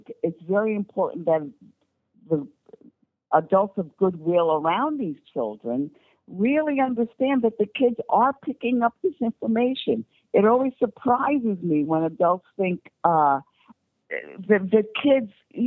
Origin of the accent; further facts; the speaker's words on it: New York, United States; I'm a New Yorker